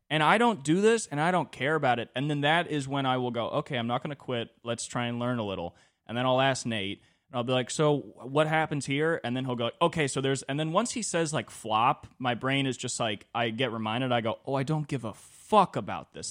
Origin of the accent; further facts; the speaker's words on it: California, United States; twenty-four growing up in California in two thousand twenty-three